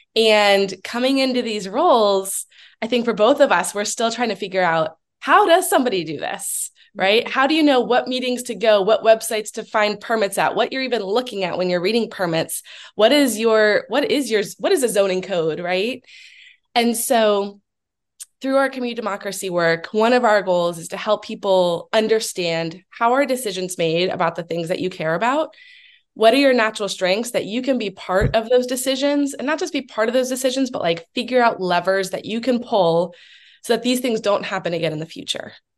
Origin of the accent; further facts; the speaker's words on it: Allentown, Pennsylvania, United States; also born or lived in Washington state; now in Pittsburgh, United States; I am originally from the Philadelphia area, from Allentown, um, but have lived in Pittsburgh for about 10 years, um, as well as lived out in the state of Washington for about seven years